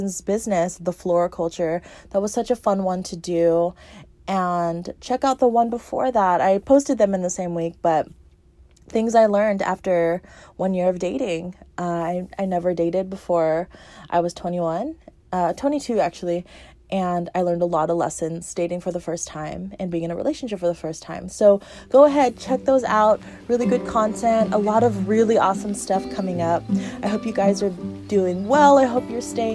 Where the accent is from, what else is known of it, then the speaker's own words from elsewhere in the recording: United States; as an American